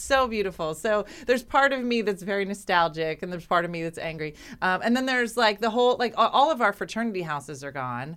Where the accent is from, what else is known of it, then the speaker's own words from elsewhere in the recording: Winslow, New Jersey, United States; I, I grew up in Winslow